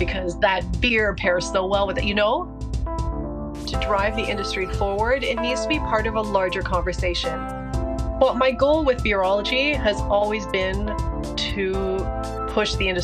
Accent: Canada; I am French Canadian, and my father was born in Italy, so I had the extremely good fortune of, you know, being trilingual by the time I was, you know, three or four years old

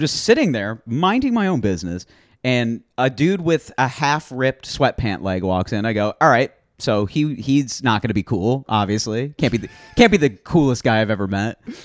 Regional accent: New Jersey, United States; also born or lived in Syracuse, New York; now in Queens, New York, United States; I was born in New Jersey

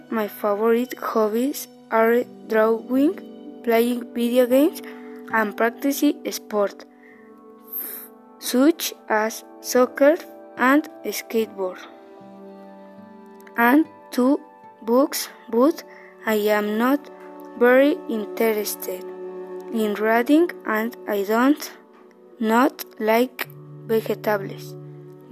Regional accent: Zumpango, State of Mexico, Mexico; also born or lived in Naucalpan, State of Mexico / Tultitlán, State of Mexico; When I turned 6 years, we moved to where I currently live, in Zumpango, State of Mexico

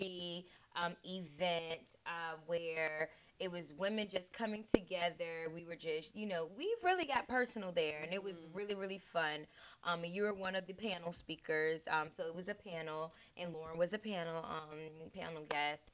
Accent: Norfolk, Virginia, United States; I'm from Norfolk

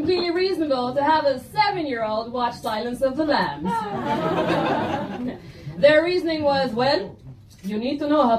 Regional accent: Egypt; English is a second language; Growing up in Egypt, English is not actually my first language.

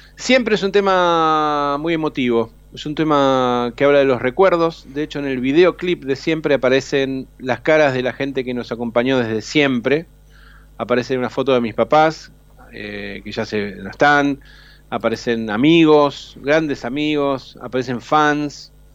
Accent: Rosario, Santa Fe, Argentina; moved away as an adult; now in Buenos Aires, Argentina; siempre voy a ser rosarino porque nací ahí

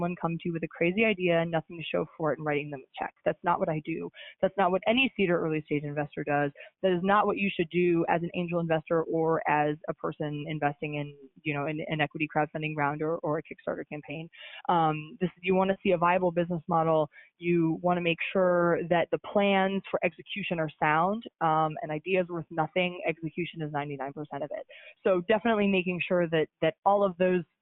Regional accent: Midwest, United States; now in New York City, United States; I'm from the Midwest and have a lot of roots there

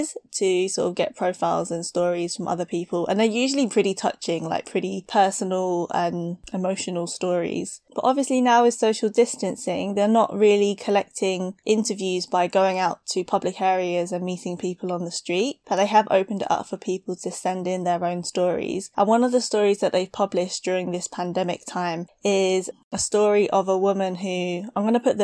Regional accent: United Kingdom; now in London, United Kingdom; I'm a British-born Chinese woman based in London

